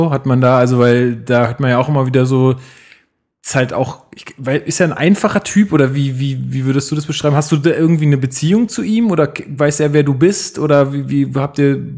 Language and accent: German; near Leipzig, Saxony, Germany; moved away as an adult; now in Berlin, Germany; ich komme aus der Nähe von Leipzig.